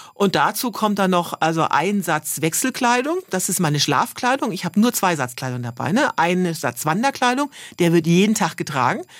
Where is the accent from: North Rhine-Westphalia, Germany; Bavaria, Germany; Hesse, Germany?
Bavaria, Germany; ich komme jetzt zwar äh, aus Bayern und nicht aus Schwaben